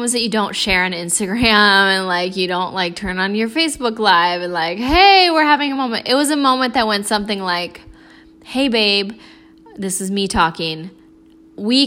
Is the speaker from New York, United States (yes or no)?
no; Florida, United States; I'm from Florida